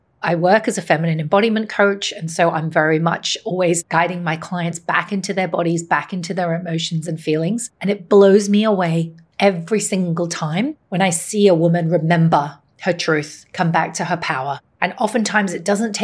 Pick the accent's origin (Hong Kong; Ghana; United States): Hong Kong; My mother is Chinese. My father is Irish, and I grew up in Hong Kong